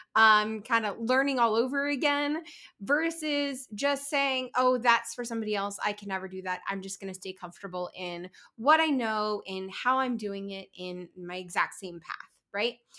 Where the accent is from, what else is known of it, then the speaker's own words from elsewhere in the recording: Kansas City, Missouri, United States; Joining you from my hometown of Kansas City